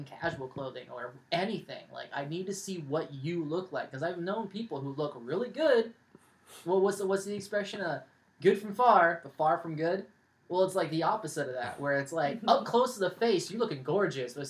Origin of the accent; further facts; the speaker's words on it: California, United States; I'm from California